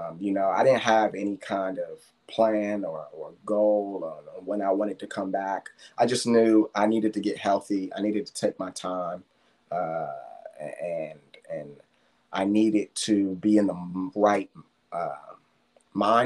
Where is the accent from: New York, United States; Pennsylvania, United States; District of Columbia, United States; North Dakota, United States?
District of Columbia, United States; Washington; moved away; my hometown